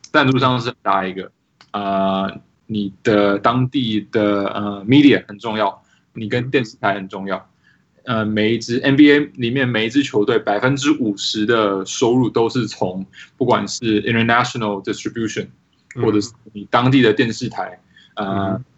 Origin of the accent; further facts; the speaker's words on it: Taiwan; moved away as an adult; also born or lived in Poland / Seattle; now in Washington, D.C., United States; 我其实是在台湾长大